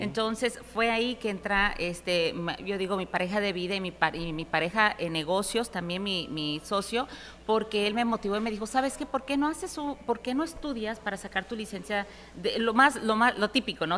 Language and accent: Spanish; Houston, Texas, United States; also born or lived in New York City, New York, United States; nos mudamos de Nueva York a Houston en los 80, principios de los 80